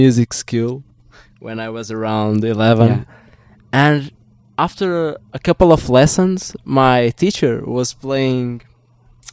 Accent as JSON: {"language": "English", "country": "Portugal", "said": "I'm from Portugal"}